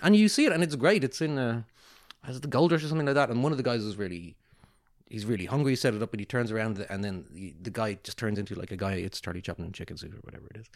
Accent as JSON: {"language": "English", "country": "Ireland", "also_born_or_lived": "Singapore", "moved": "yes", "said": "I'm so Irish."}